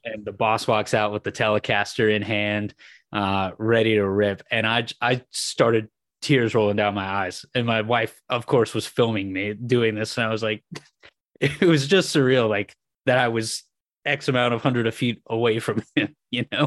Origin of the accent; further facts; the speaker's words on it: San Francisco, California, United States; growing up in San Francisco of going to just a ton of shows